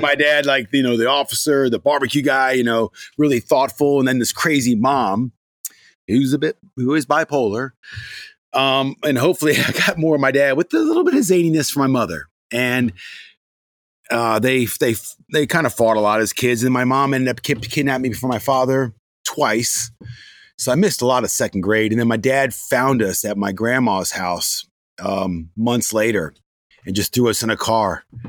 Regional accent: Gaithersburg, Maryland, United States; I grew up in Gaithersburg, Maryland.

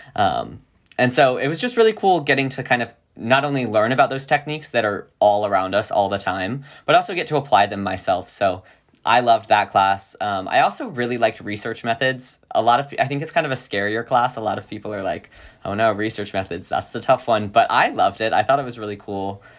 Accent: Virginia, United States; moved away as an adult; now in California, United States; a little boy in Virginia

